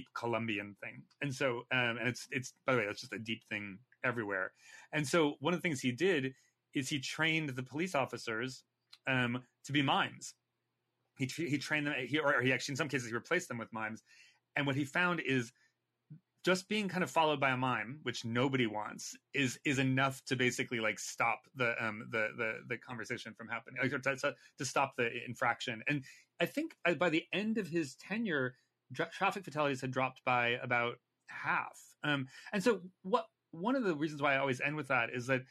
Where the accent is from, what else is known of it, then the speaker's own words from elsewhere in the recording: California, United States; moved away as an adult; also born or lived in New York; I'm Californian